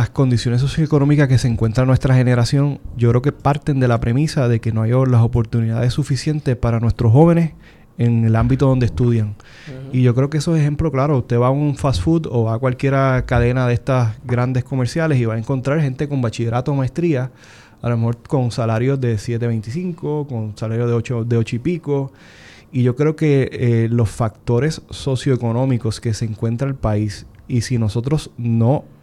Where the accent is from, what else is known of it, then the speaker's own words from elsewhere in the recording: Isabela, Puerto Rico; yo soy del, área de Isabela, que es la montaña, que es Arenales, allá arriba en el monte